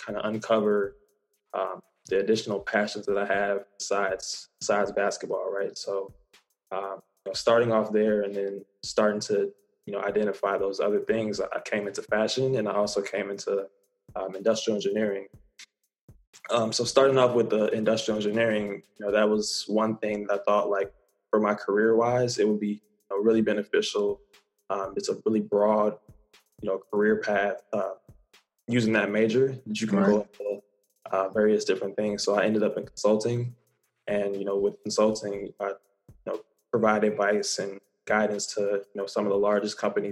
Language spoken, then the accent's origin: English; Chicago, Illinois, United States; I'm from Chicago